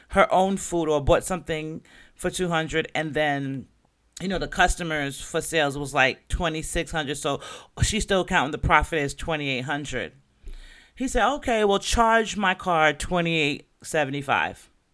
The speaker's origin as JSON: {"language": "English", "country": "Jamaica", "moved": "yes", "lives_now": "Florida, United States", "said": "I'm Jamaican"}